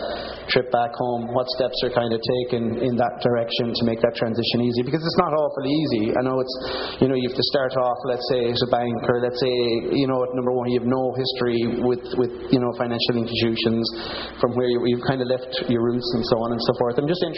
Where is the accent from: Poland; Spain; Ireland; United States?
Ireland; Galway, Connacht; now in Ottawa, Canada; I say to people, I came all the way from Galway to Ottawa to meet a Fitzgerald.